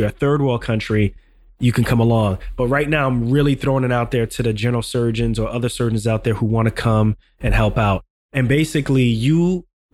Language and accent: English; Ghana; moved away; I'm from Ghana.